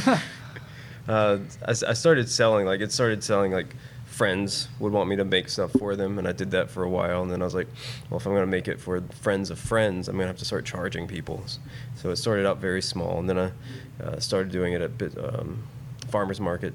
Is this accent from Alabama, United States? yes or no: yes; Decatur, Alabama, United States; moved away as an adult; now in Huntsville, United States; I grew up in Decatur. I guess work brought me to Huntsville.